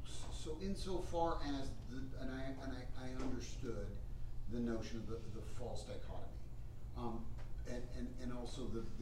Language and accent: English; Southern California, United States; So I'm from Southern California.